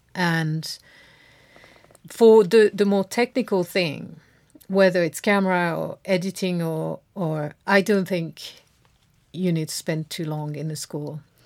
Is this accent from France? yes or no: yes; France; moved away; grew up in France